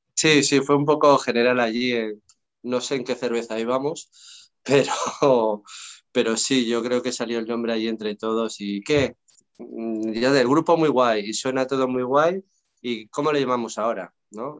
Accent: León, Castile and León, Spain; also born or lived in England; now in Barcelona, Spain; vivía en mi tierra, ¿no? En León

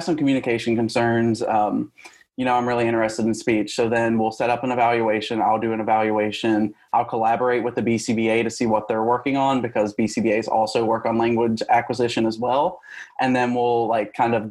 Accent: West Virginia, United States; moved away as an adult; now in Georgia, United States; I come from West Virginia, so it's a very small state

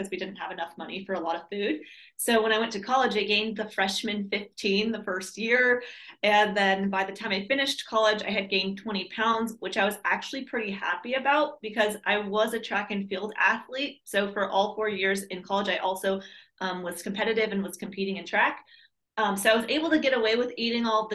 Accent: San Diego, California, United States; moved away as an adult; also born or lived in Minnesota / Maui, Hawaii; I was born and raised in San Diego, California

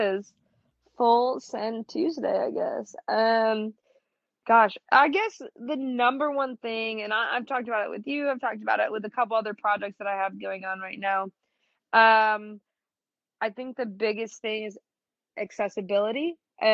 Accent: Midwest, United States; So, I grew up in the Midwest. It's the beige diet through and through, like humble beginnings.

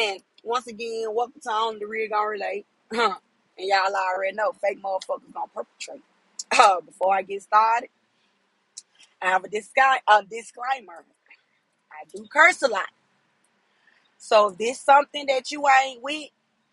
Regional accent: Memphis, Tennessee, United States; I'm from Memphis

